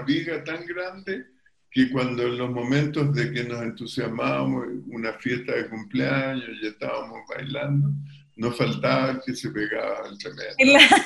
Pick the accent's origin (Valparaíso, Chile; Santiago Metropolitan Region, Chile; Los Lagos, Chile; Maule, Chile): Valparaíso, Chile; Viña del Mar; also born or lived in Quillota; nosotros nos criamos en Viña del Mar